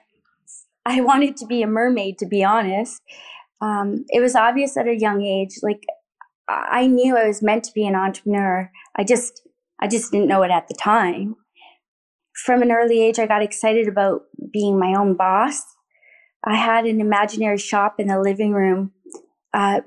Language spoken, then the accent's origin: English; Thorold, Ontario, Canada; We lived in a modest neighborhood in the small town of Thorold on the Niagara Peninsula.